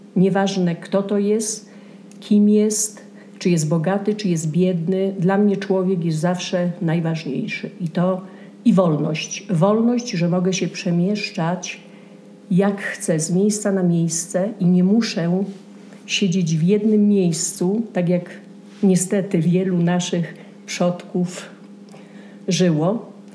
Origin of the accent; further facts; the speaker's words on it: Częstochowa, Silesian Voivodeship, Poland; moved away as an adult; also born or lived in Kraków / New Jersey; now in Santa Fe, United States; Ja jestem z Częstochowy.